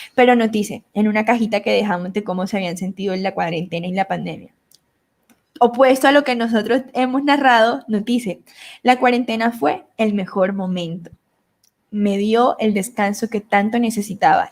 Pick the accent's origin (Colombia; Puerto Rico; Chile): Colombia; Montelíbano, Córdoba; accent: costeño; moved away; also born or lived in Medellín; Yo soy colombiana, nacida en Montería, Córdoba, criada en Montelibano, Córdoba